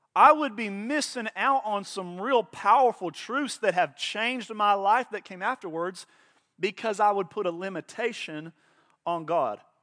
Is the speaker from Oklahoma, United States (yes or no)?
yes; Oklahoma, United States; I was born in Oklahoma.